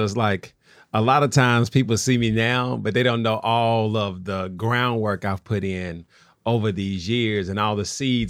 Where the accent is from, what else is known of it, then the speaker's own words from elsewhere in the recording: Nashville, Tennessee, United States; And so my backstory is that I grew up in Nashville.